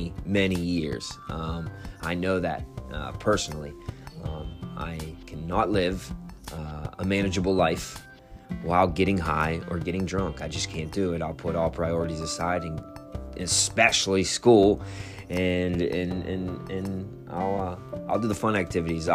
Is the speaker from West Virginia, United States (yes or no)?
yes; Wheeling, West Virginia, United States; now in Morgantown, United States; my grandfather raised me, and he had an incredible name in my hometown in Wheeling